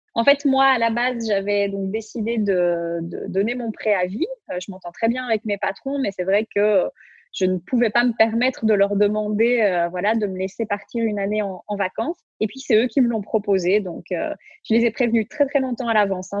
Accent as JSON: {"language": "French", "country": "Belgium", "moved": "yes", "lives_now": "Switzerland", "said": "Donc nous, on habite en Suisse, mais on est belges tous les deux"}